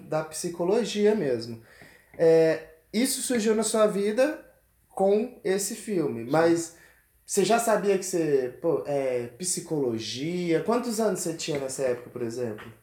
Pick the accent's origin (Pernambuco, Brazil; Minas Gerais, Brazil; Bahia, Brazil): Pernambuco, Brazil; Araçoiaba; moved away as an adult; also born or lived in Recife / Mineiros, Goiás / Jataí, Goiás; now in Goiás, Brazil; eu sou pernambucano, goiano de coração, eu sou de Recife, Pernambuco, cara, e vim pra Goiás ali finalzinho de 2010